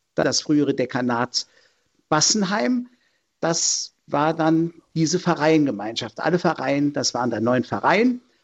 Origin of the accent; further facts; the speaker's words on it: Linz am Rhein, Rhineland-Palatinate, Germany; also born or lived in Bad Kreuznach; bin geboren in Bad Kreuznach und mit fünf Jahren sind wir dann umgezogen nach Linz am Rhein